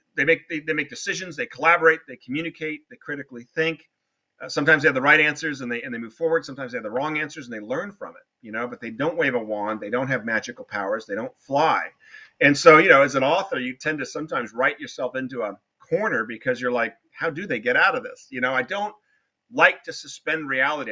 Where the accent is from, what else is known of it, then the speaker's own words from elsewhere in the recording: Newport Beach, California, United States; I had a great elementary school when I was growing up in Newport Beach, California